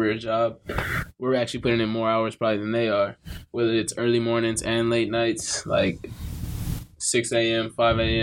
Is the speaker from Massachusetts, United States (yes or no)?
no; Riverside, California, United States; I'm from Riverside